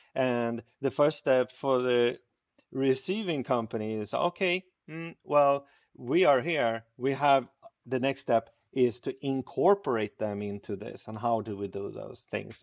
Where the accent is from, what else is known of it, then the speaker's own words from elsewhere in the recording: Stockholm, Stockholm County, Sweden; born and raised in Stockholm, Sweden